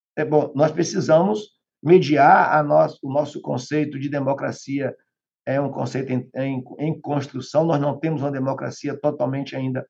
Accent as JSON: {"language": "Portuguese", "region": "Bahia", "country": "Brazil", "tie": "born or raised there", "moved": "yes", "lives_now": "Salvador, Brazil", "said": "Salvador, para onde eu nasci, está em torno de quase 400 quilômetros. Eu tive que sair de lá para vir estudar em Salvador"}